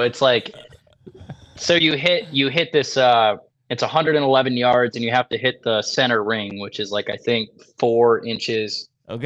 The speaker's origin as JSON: {"language": "English", "region": "Michigan", "country": "United States", "tie": "born or raised there", "moved": "yes", "lives_now": "Iowa, United States", "said": "I grew up in Michigan."}